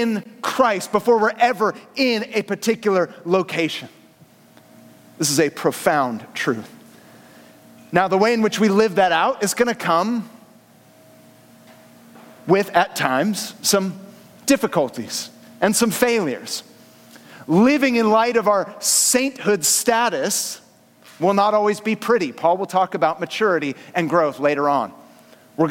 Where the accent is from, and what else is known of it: San Francisco Bay Area, California, United States; born or raised there; moved away as an adult; now in Southern California, United States